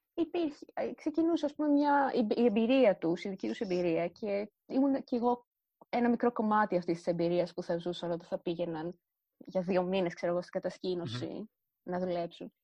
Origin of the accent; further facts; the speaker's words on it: Thessaloniki, Central Macedonia, Greece; also born or lived in Rethymno (ancestry); η πόλη μου να είναι ανοιχτή προς άτομα LGBTQIA